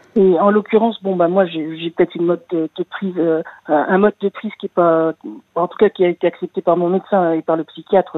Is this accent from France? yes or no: yes; Paris, Île-de-France, France; moved away as an adult; Je suis née à Paris, j'avais jamais quitté Paris de ma vie